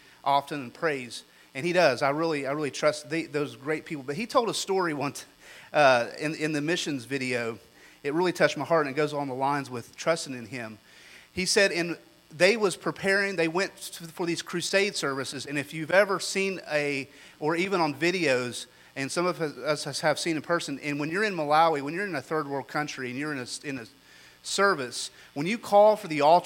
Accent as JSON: {"language": "English", "country": "United States", "said": "me as an American"}